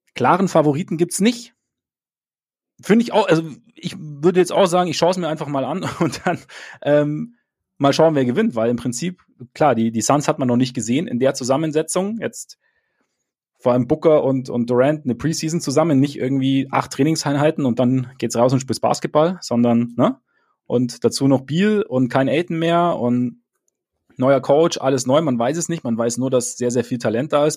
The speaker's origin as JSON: {"language": "German", "region": "Bavaria", "country": "Germany", "said": "bei uns in Bayern"}